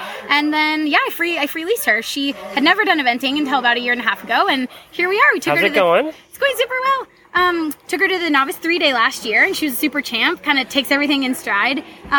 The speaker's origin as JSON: {"language": "English", "town": "Spokane", "region": "Washington", "country": "United States", "tie": "born or raised there", "moved": "yes", "lives_now": "Maryland, United States", "said": "I'm from Spokane, Washington, Eastern Washington."}